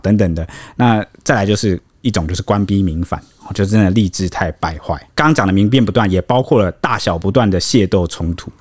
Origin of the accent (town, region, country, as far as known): Taiwan